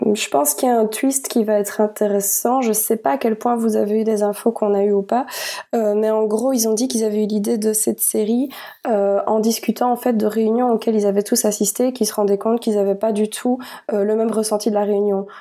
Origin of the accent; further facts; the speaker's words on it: Belgium; en tant que Belges